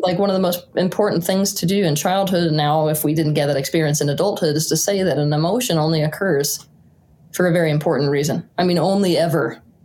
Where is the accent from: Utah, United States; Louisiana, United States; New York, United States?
Utah, United States; rural; also born or lived in Santa Fe, New Mexico; I was born in Santa Fe, New Mexico, but my parents moved me quite young to the rural wilderness of Utah